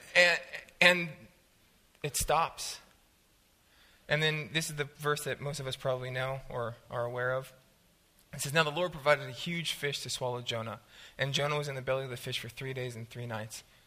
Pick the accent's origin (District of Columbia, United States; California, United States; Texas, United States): California, United States; Southern; I'm from Southern California